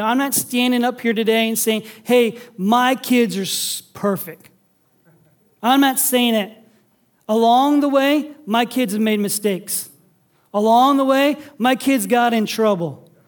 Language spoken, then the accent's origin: English; Sandusky, Ohio, United States; now in Toledo, United States; I grew up in Sandusky on the lake